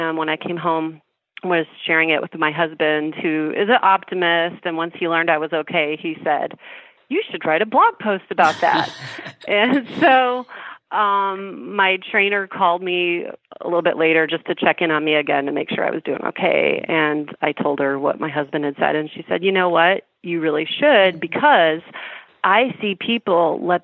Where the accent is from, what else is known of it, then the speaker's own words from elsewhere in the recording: Chicago, Illinois, United States; I'm from Chicago